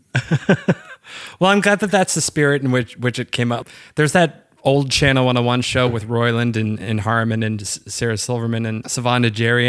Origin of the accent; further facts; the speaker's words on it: Waterloo, Ontario, Canada; moved away; I'm from Waterloo, Ontario.